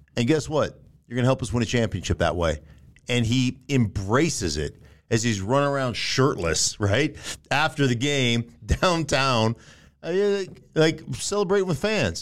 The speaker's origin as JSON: {"language": "English", "town": "Anchorage", "region": "Alaska", "country": "United States", "tie": "born or raised there", "moved": "yes", "lives_now": "Denver, United States", "said": "I grew up in Anchorage, Alaska"}